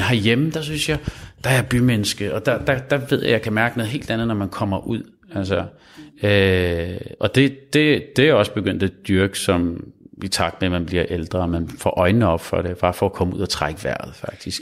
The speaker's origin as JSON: {"language": "Danish", "town": "Copenhagen", "region": "Capital Region of Denmark", "country": "Denmark", "tie": "born or raised there", "said": "jeg er født i København"}